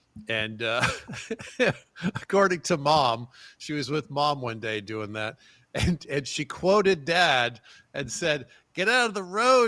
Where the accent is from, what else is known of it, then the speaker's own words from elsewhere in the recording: Atlanta, Georgia, United States; I grew up in Atlanta